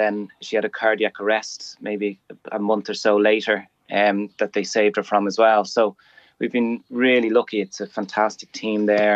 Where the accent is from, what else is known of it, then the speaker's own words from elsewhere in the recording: Dublin, Leinster, Ireland; moved away as an adult; also born or lived in Qatar; now in Birmingham, United Kingdom; I'm from Raheny